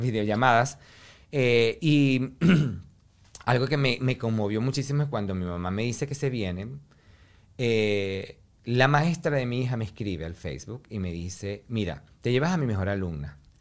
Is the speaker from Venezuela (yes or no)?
yes; Venezuela; moved away; que yo me vaya de Venezuela, porque en mi pueblo es un pueblo pequeño